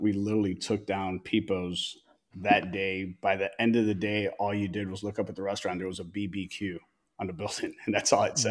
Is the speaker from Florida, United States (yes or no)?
yes; Tampa, Florida, United States; also born or lived in Chicago, Illinois; I was born in Chicago, first American born of our family. Born in Chicago and migrated from Chicago to Tampa, Florida